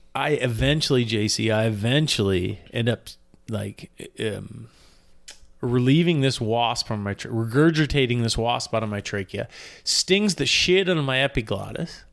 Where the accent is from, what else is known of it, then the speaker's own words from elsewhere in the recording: Canada; as a Canadian